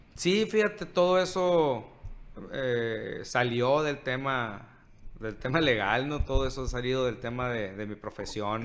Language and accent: Spanish; Cajeme, Sonora, Mexico